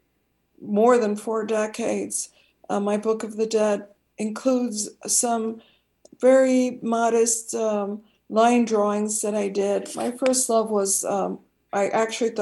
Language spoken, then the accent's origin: English; Chicago, Illinois, United States; my hometown of Chicago